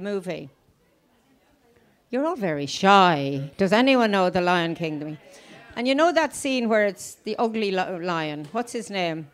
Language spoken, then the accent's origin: English; County Louth, Ireland; moved away as an adult; now in County Meath, Ireland; I'm from County Louth. There's eight of us in family. My parents, sadly, have passed away. We had a small but mixed farm